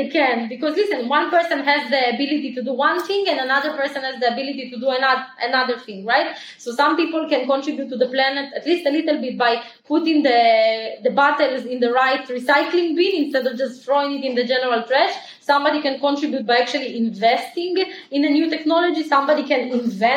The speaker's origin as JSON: {"language": "English", "area": "small town in the north of Israel", "region": "Northern District", "country": "Israel", "tie": "born or raised there", "also_born_or_lived": "Ukraine", "said": "we immigrated from Ukraine to Israel. We immigrated to a super small town in Israel called Appoint"}